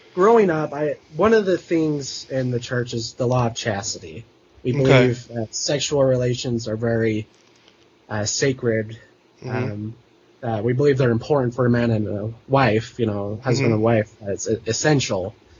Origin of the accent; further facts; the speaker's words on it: Salt Lake City, Utah, United States; I grew up in Salt Lake City